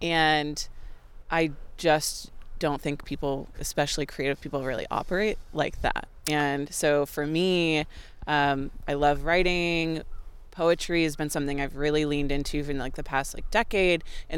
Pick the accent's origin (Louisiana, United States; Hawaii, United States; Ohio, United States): Hawaii, United States; Honolulu; born there; I was born in Honolulu, and we lived there for a couple different stints because my dad was in the Coast Guard.